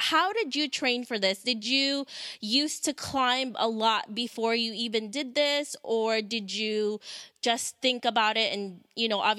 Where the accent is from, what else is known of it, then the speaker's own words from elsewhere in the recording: Philippines; moved away; my parents are immigrants, and so am I. We're from the Philippines.